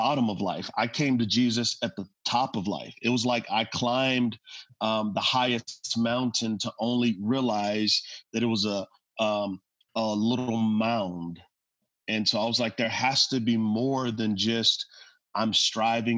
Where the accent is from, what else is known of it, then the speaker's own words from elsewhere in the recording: San Antonio, Texas, United States; moved away; I'm from San Antonio, Texas